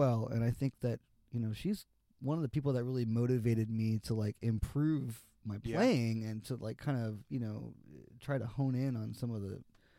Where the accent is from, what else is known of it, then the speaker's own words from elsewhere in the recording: Miami, Florida, United States; also born or lived in Gainesville, Florida; I grew up in Miami